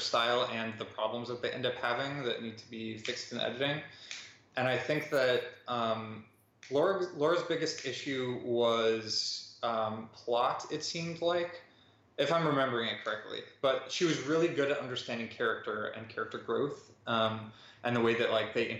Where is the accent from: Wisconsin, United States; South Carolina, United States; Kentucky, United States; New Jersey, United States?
Wisconsin, United States; moved away as an adult; now in New York City, United States; I'm from Wisconsin, but I just moved to New York City